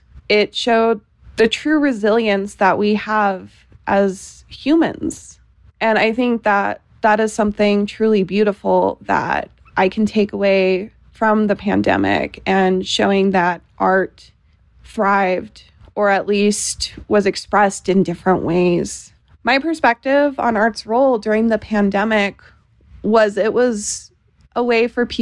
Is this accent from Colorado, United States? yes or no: yes; Denver, Colorado, United States; I am from Denver, Colorado, and I'm on Planet Classroom.